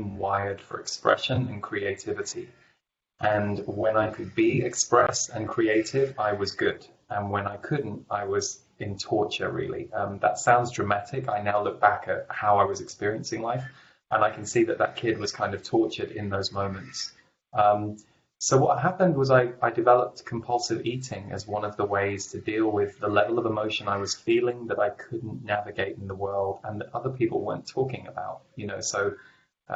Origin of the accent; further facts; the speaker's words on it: England, United Kingdom; I grew up in England